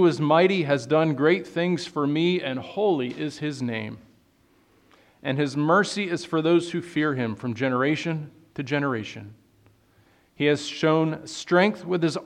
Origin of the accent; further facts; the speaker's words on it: Northeast, United States; now in California, United States; I'm from the Northeast originally